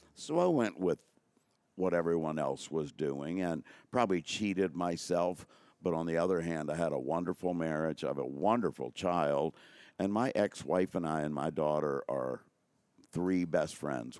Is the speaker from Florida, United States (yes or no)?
no; Newport News, Virginia, United States; moved away as an adult; also born or lived in Richmond, Virginia; Newport News, Virginia for twenty-eight years, then twenty years in Richmond, Virginia